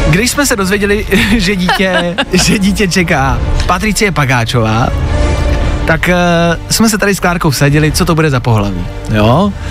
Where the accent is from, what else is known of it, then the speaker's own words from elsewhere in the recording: Teplice, Ústí nad Labem Region, Czechia; z Teplic, ale často jezdím do Prahy.